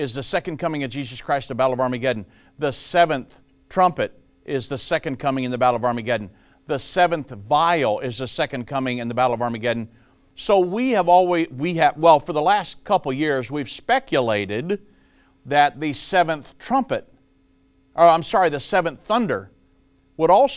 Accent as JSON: {"language": "English", "town": "Richmond", "region": "Indiana", "country": "United States", "tie": "born or raised there", "said": "I'm actually a Hoosier. I was born and raised in Richmond, Indiana"}